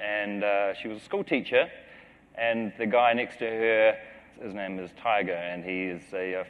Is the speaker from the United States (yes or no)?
no; New Zealand; I come from New Zealand, and I come from these two people who met in the early 70s.